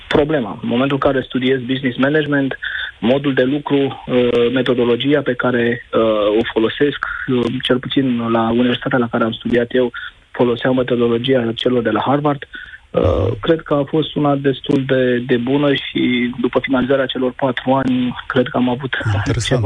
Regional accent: Romania; moved away; also born or lived in London, United Kingdom; din România

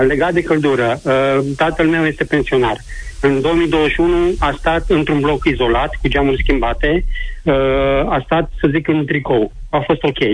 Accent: Timișoara, Timiș County, Romania; din Timișoara, zona Torontal. Uh, spun asta fiindcă m-am născut aici în zonă, părinții mei sunt de aici, bunicii, străbunicii

